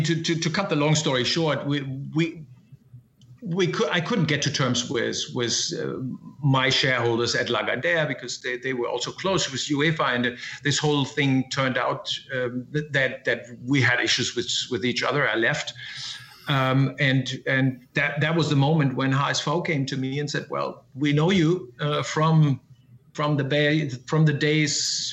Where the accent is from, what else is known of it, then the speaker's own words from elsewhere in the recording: Essen, North Rhine-Westphalia, Germany; now in Hamburg, Germany; In Essen, which is in the Ruhr Valley.